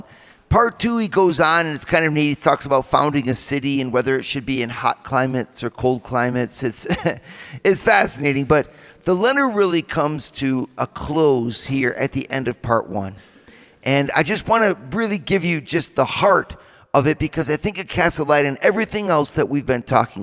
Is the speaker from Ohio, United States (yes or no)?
yes; Toledo, Ohio, United States; Went to a Catholic school, a Central Catholic High School in Toledo. And that's my hometown too